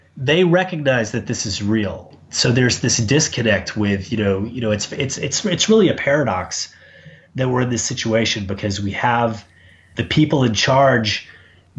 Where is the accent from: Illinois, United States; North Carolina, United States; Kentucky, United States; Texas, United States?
Texas, United States; Dallas; moved away as an adult; also born or lived in New York / Savannah, Georgia; now in Chicago, United States; I live in Chicago. I grew up in Dallas